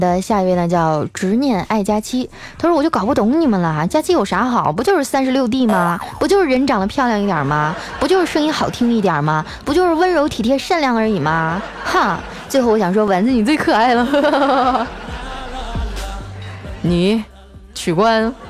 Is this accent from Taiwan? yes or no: no; Northeast China, China; 哎，我我也是，因为我是北方人嘛。以前我就想，南方冬天最低温度也就零度左右，能咋的呀？我们大东北零下二三十度